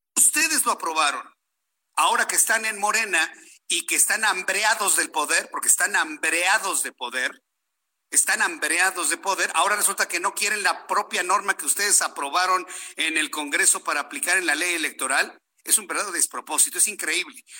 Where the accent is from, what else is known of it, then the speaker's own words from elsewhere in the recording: Mexico; yo también soy ciudadano mexicano